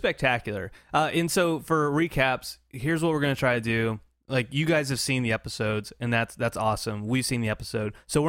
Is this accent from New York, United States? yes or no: no; Hawaii, United States; Is that a Hawaii thing? I don't know. {S1} Because {S0} I'm Hawaiian.